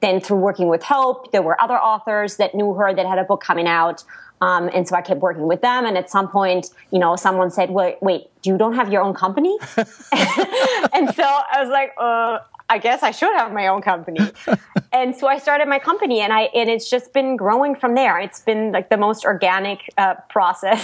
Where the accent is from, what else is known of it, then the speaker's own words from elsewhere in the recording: Black Forest, Baden-Württemberg, Germany; English is a second language; moved away as an adult; now in Los Angeles, United States; I come from a little village in the Black Forest